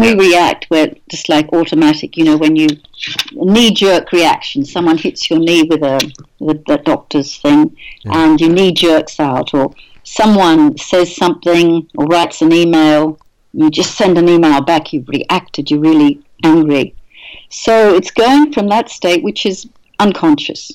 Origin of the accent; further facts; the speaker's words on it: Australia; now in England, United Kingdom; I'm actually Australian born.